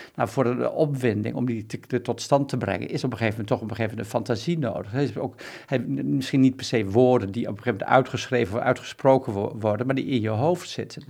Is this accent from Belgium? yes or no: no; Bedum, Groningen, Netherlands; moved away; ik kom zelf uit Bedum, dat is gewoon een gereformeerd rotdorp